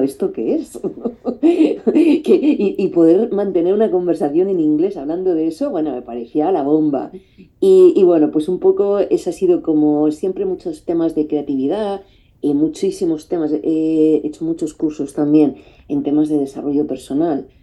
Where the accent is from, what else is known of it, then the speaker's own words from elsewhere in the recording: Madrid, Community of Madrid, Spain; moved away as an adult; also born or lived in Paris; aquí me volví a Madrid, que yo soy de Madrid